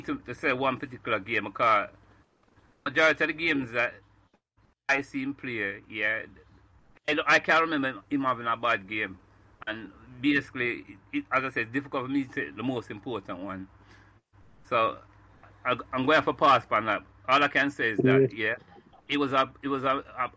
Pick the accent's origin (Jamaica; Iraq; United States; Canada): Jamaica; moved away as an adult; now in Birmingham, United Kingdom; I came from Jamaica, probably from about 1980